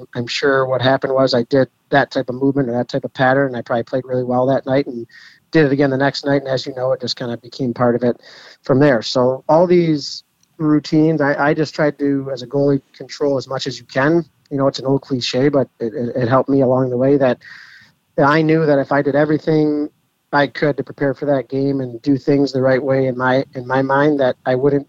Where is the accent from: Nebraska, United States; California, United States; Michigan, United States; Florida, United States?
Michigan, United States; Detroit; the midget level here in Detroit